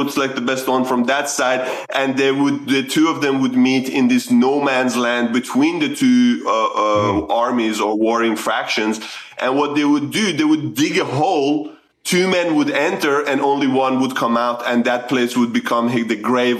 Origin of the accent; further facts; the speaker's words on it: Sweden; moved away as an adult; also born or lived in Iran; now in Australia; I was born in Iran, migrated to Sweden at a very young age, 8. There was because of the Iran-Iraq war at the time, my family migrated to Sweden, and that's where I grew up